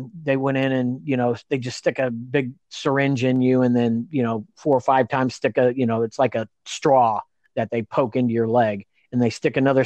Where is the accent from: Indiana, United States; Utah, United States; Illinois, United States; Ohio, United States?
Indiana, United States; now in California, United States; I've got a house and a wife in California. We're both from Indiana